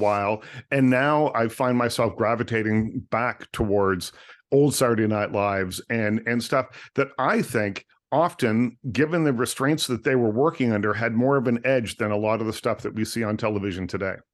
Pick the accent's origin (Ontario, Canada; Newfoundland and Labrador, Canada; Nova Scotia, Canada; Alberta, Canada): Nova Scotia, Canada; I grew up in Nova Scotia, tiny little town in Nova